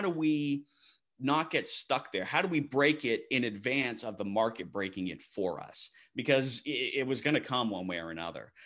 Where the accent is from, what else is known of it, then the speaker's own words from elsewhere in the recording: Maine, United States; now in Texas, United States; born and raised in Maine